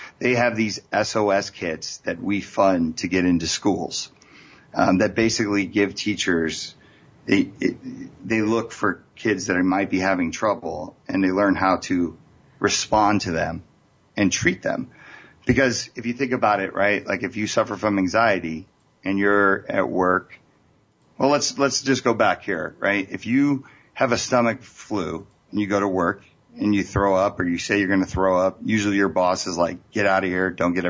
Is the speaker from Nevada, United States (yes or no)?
yes; Las Vegas, Nevada, United States; I'm from Las Vegas.